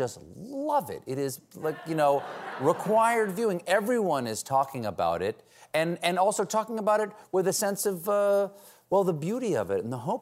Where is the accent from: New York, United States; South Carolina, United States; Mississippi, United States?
South Carolina, United States; moved away; I grew up in South Carolina, I learned from a guy down the street named Gator.